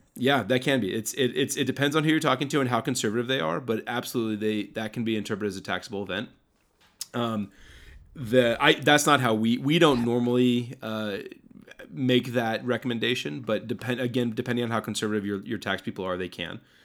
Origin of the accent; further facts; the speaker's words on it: United States; I was born in, in, you know, America, and I've lived here my entire life